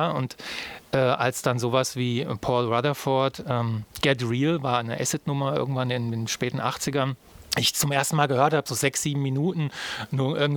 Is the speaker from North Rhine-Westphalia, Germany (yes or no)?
no; Marburg, Hesse, Germany; Ich bin tatsächlich in Marburg geboren und bin bis zu meinem zehnten Lebensjahr habe ich in Marburg auch äh, gelebt. Und meine Eltern sind dann quasi in den Vorort gezogen.